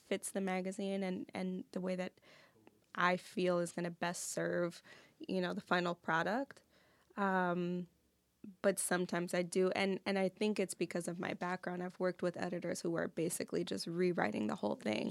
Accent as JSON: {"language": "English", "region": "New York", "country": "United States", "moved": "as an adult", "lives_now": "Detroit, United States", "said": "I'm from New York"}